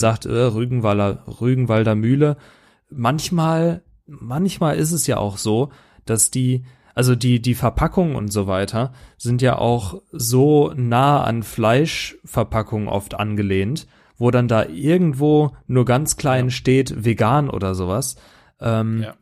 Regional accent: Germany; als Deutscher

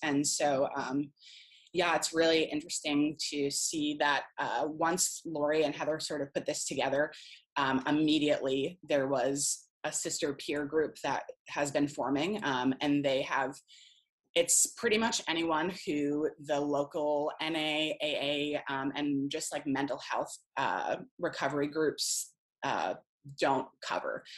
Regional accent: Rhode Island, United States; moved away; I'm originally from Rhode Island

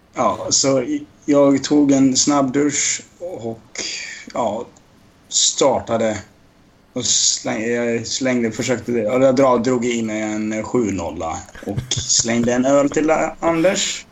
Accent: Dalarna County, Sweden; jag är från Dalarna.

